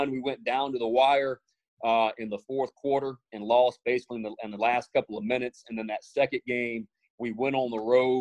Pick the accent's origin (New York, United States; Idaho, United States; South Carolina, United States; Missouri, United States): South Carolina, United States; moved away; also born or lived in Orlando, Florida; going back home to my home state. You know, I'd never lived in Columbia, but it was very close to Charleston.